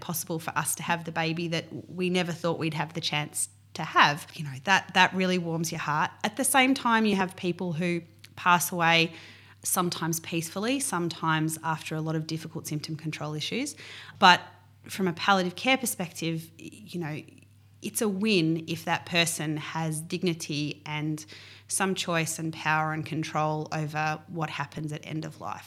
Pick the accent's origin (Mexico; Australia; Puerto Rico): Australia; Mornington Peninsula, Victoria; now in West Gippsland, Australia; I grew up on the Mornington Peninsula on ten acres.